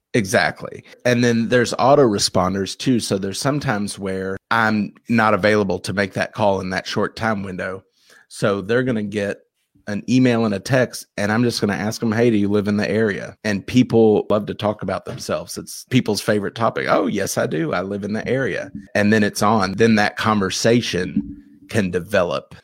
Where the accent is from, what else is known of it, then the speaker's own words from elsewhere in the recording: Louisville, Kentucky, United States; also born or lived in Ohio; I'm from Louisville